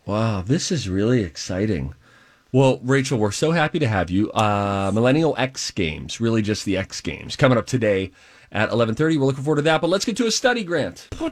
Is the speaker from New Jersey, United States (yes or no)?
no; Pennsylvania, United States; the capital city of my home state.